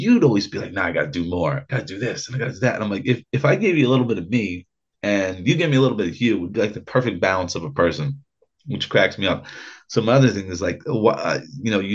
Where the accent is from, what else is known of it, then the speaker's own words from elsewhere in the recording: Ulster County, New York, United States; I'm white trash from Ulster County, New York